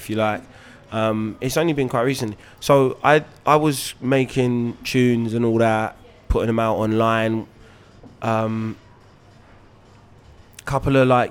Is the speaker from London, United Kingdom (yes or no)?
yes; London, United Kingdom; growing up in Hackney